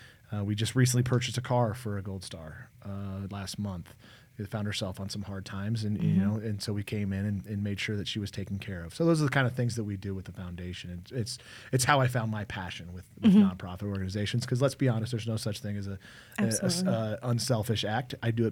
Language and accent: English; Omaha, Nebraska, United States; I'm originally from Omaha, Nebraska.